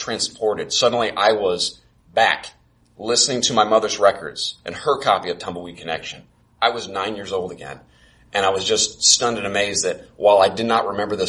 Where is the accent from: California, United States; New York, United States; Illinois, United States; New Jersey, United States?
Illinois, United States; Carbondale; also born or lived in Champaign, Illinois / Rockford, Illinois / Peoria, Illinois; I'm from Carbondale